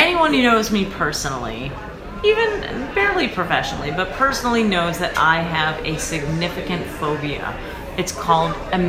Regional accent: Buffalo, New York, United States; I am from Buffalo, New York, Temple Beth Zion, Western New York.

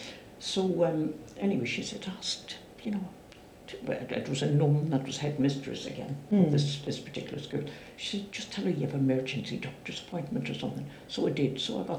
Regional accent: Ireland; You know, one of my neighbours from where I grew up in Ireland, very close to where we lived, was having her baby

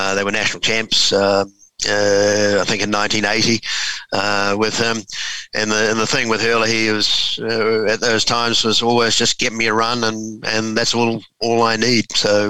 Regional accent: Huntly, Waikato, New Zealand; I was born and bred in Huntly in the Waikato.

